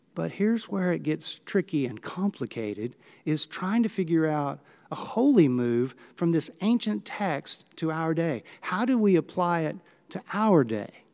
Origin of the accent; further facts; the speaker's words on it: Gulf Coast of Texas, United States; I grew up on the Gulf Coast of Texas, sailing in Galveston on Clear Lake out into the Gulf